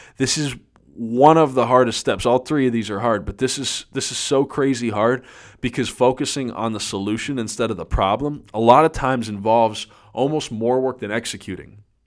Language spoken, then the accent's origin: English; Erie, Pennsylvania, United States; I'm from Erie, Pennsylvania, and it is the land of freaking snow up here